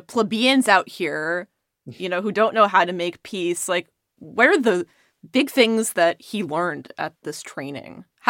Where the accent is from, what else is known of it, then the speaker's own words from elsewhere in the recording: United States; I'm American